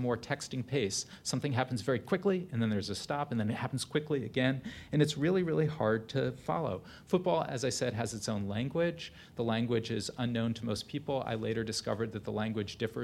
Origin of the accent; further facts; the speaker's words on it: New Haven, Connecticut, United States; a memoir of my childhood growing up in New Haven, Connecticut